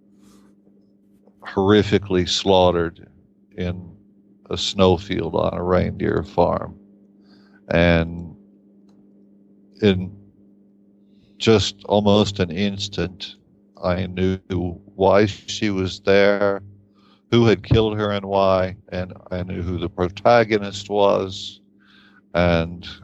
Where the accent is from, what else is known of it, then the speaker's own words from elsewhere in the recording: Appalachian Kentucky, United States; moved away as an adult; also born or lived in Boston, United States; now in Finland; I grew up in Appalachian Kentucky